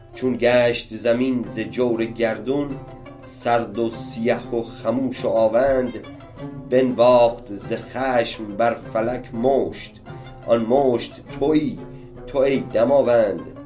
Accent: Iran; ما همه ایرانی هستیم

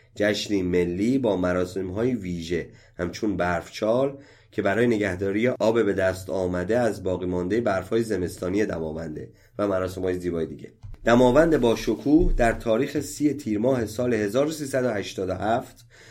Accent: Iran; ما همه ایرانی هستیم

